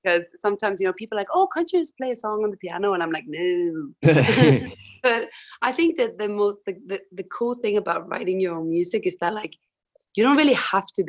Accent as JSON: {"language": "English", "town": "Tromsø", "region": "Troms", "country": "Norway", "moved": "yes", "lives_now": "London, United Kingdom", "said": "I'm from Tromsø, which is even further north."}